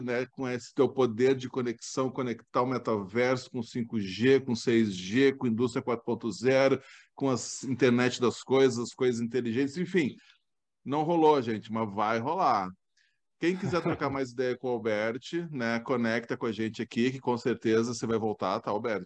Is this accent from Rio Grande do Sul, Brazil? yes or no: yes; Ijuí, Rio Grande do Sul, Brazil; Eu sou natural de Juí